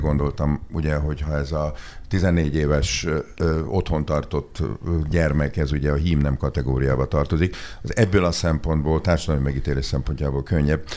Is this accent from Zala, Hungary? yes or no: no; Budapest, Hungary; Én ide jártam nem messze a Verespáli gimnáziumban, ami szerintem egy tök jó iskola, én itt nőttem fel a belvárosba